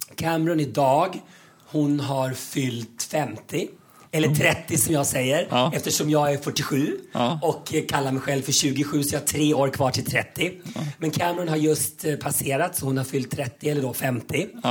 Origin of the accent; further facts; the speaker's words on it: Köping, Västmanland, Sweden; now in Mexico; jag kommer från Köping